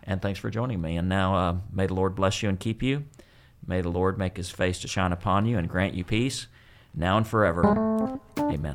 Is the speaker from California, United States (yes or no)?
no; West Texas, United States; growing up in West Texas